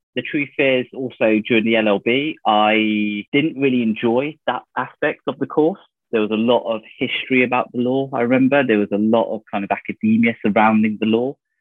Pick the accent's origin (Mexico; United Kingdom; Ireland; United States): United Kingdom; North Devon, South West England; moved away as an adult; I grew up in North Devon, of all places, pretty much on the coast